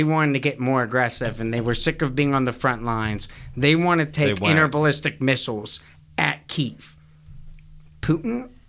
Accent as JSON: {"language": "English", "country": "United States", "said": "I'm from America."}